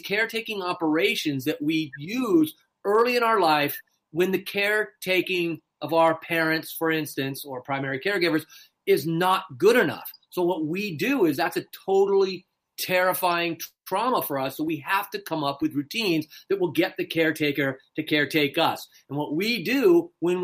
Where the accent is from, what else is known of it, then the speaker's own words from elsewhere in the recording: Newport Beach, California, United States; I'm from California too. I'm from Newport Beach.